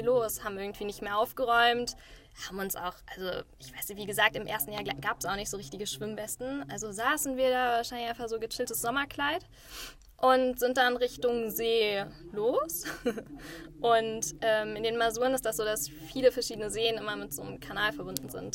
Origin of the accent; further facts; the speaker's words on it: Düsseldorf, North Rhine-Westphalia, Germany; now in Berlin, Germany; Eigentlich aus Düsseldorf